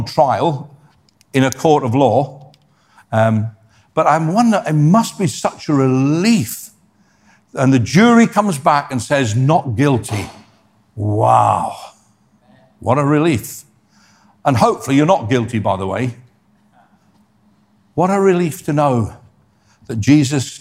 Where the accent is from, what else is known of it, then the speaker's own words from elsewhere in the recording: Scotland, United Kingdom; also born or lived in Ireland; I was born in Scotland